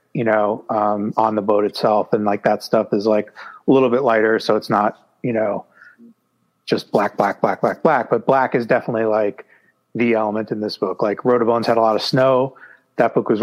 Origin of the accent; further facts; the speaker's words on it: New York City, New York, United States; I grew up in New York City